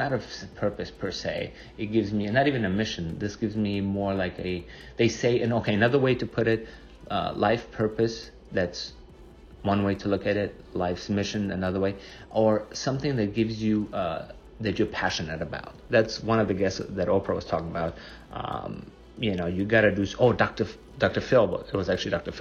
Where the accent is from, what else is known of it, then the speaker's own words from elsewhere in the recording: Germany; moved away; I grew up in Germany.